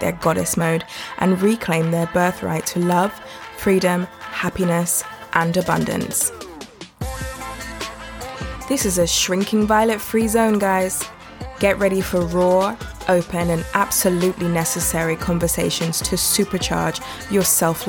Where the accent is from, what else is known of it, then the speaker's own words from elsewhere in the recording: London, United Kingdom; in terms of where this accent came from, I was born in London. I also live in London